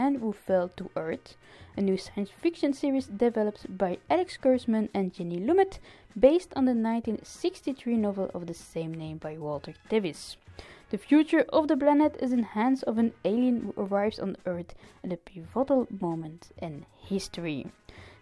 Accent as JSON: {"language": "English", "town": "Ostend", "region": "Flanders", "country": "Belgium", "tie": "born or raised there", "said": "here in Ostend in my hometown"}